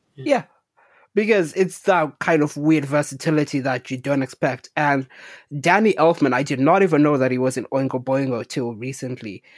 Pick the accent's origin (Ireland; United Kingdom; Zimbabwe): Zimbabwe; when I was growing up in Zimbabwe